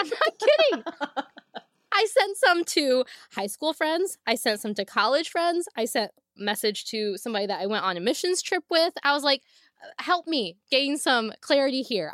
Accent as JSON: {"language": "English", "region": "Northwest Ohio", "country": "United States", "tie": "born or raised there", "said": "we did not have a movie theater very close to my hometown, not one in my hometown. We had to drive at least thirty minutes, forty-five minutes, and that was, like, a big deal in Northwest Ohio"}